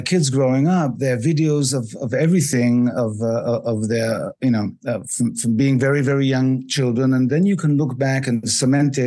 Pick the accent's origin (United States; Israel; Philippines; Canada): Israel; also born or lived in England; I was born in England, but I live in Israel. I've lived in Israel for most of my life